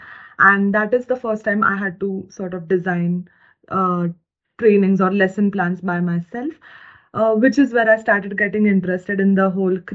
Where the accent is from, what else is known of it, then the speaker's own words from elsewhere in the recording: India; moved away as an adult; now in Germany; I come from India